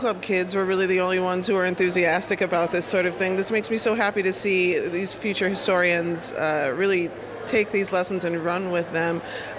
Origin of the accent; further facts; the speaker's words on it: Chicago, Illinois, United States; I'm from Chicago myself. I went to high school here.